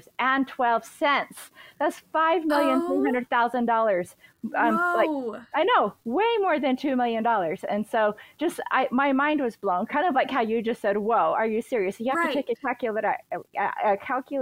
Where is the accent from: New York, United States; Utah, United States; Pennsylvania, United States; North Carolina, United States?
Utah, United States; we're from Utah